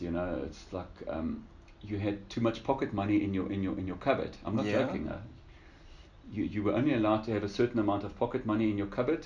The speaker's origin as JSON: {"language": "English", "town": "Lüderitz", "region": "Karas Region", "country": "Namibia", "tie": "born or raised there", "also_born_or_lived": "Windhoek, Namibia", "said": "I was born in Ludwitz in Namibia. It's like a little German fishing town."}